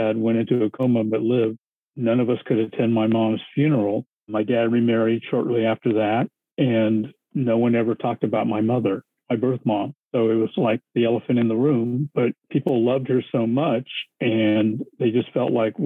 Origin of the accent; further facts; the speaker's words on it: United States; I'm Japanese American